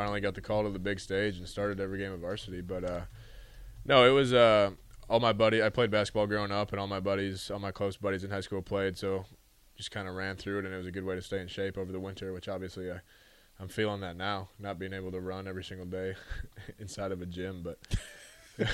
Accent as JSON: {"language": "English", "town": "Edina", "region": "Minnesota", "country": "United States", "tie": "born or raised there", "also_born_or_lived": "Hattiesburg, Mississippi", "moved": "as an adult", "lives_now": "Nebraska, United States", "said": "I'm originally from Edina, Minnesota, suburb right outside of Minneapolis. I played basketball and baseball growing up in high school"}